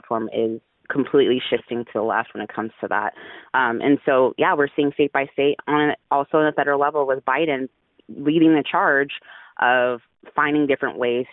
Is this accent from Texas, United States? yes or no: yes; Dallas, Texas, United States; also born or lived in Houston, Texas; I'm a Texan. I'm from Houston, grew up in Dallas, native Texan here.